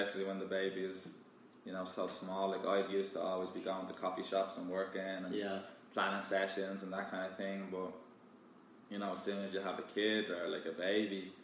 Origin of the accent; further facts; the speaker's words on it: Kildare, Leinster, Ireland; moved away as an adult; also born or lived in Galway; now in Texas, United States; I'm from Kildare, a small county, I guess, close to Dublin.